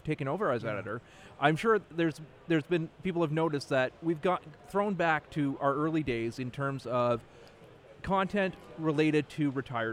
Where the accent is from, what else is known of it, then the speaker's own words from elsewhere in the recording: Trenton, Ontario, Canada; Trenton, Ontario, my hometown